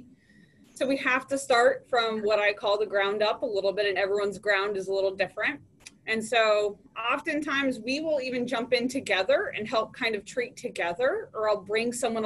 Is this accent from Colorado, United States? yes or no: no; Miami, Florida, United States; moved away as an adult; now in Washington, D.C., United States; I grew up in Miami, Florida